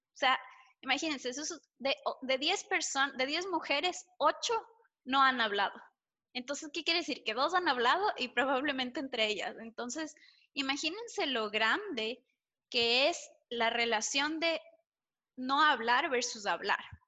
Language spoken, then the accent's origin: Spanish; Ecuador; en Ecuador tenemos, una, tenemos, por lo menos cuando yo crecía, una sociedad bastante conservadora